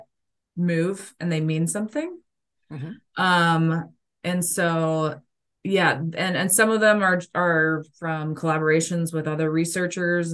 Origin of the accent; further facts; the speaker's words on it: Kansas, United States; I grew up in Kansas, so it was like, it's a beef state.